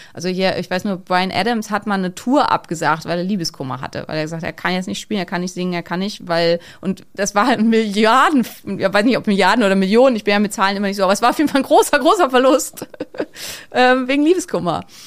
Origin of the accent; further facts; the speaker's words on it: Neumünster, Schleswig-Holstein, Germany; in Neumünster gibt's sowas sicher nicht, also wo ich herkomme